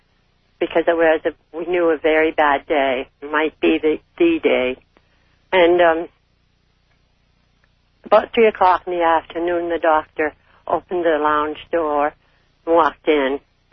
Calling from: Canada; I'm calling from Canada.

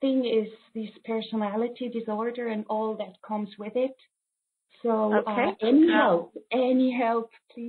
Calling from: Switzerland; from Switzerland.

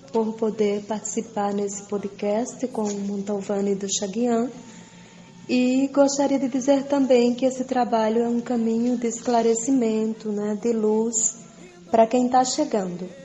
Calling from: Pernambuco, Brazil; Olá, eu sou …, eu sou de Dandalunda, moro em Pernambuco

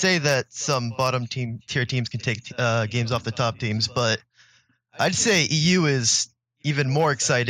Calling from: San Diego, California, United States; I'm calling from San Diego, California.

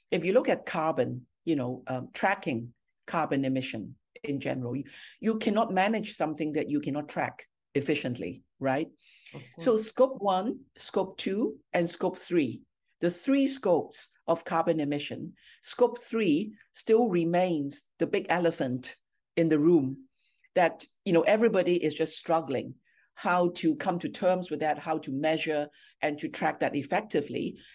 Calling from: Singapore; I'm joining you from Singapore, which is our second business hub in APAC.

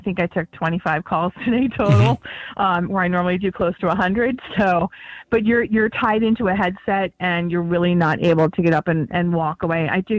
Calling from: Harrisburg, Pennsylvania, United States; I am from right outside of Harrisburg, Pennsylvania.

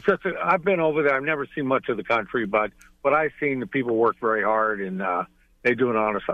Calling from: Vega, Texas, United States; Vega, Texas.

